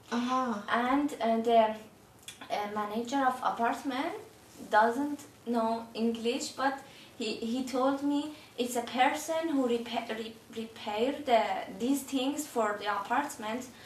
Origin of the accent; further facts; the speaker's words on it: Iran; Norwegian is a second language; moved away as an adult; now in Oslo, Norway; Jeg kommer fra Iran. Jeg bor på Veslin, Oslo.